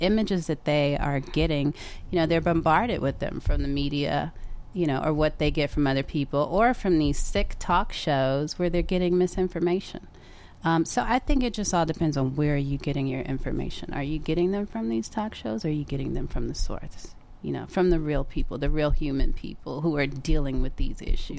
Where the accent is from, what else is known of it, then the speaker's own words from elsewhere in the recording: Bay Area, California, United States; I was born and raised in the Bay Area. I'm glad to be, you know, to have been raised in a diverse environment where I was exposed to the arts.